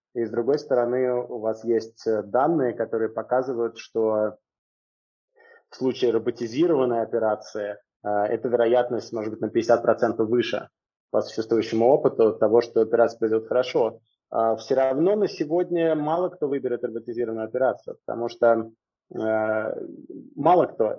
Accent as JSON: {"language": "Russian", "region": "Moscow", "country": "Russia", "tie": "born or raised there", "moved": "as an adult", "lives_now": "Singapore", "said": "Я родился в Москве и большую часть жизни я прожил в Москве"}